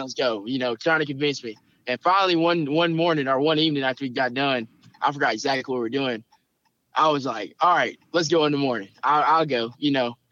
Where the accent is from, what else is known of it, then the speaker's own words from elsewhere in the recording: Camden, Arkansas, United States; moved away as an adult; also born or lived in Conway, Arkansas; now in Little Rock, United States; I'm from Camden, Arkansas, which is uh down south Arkansas.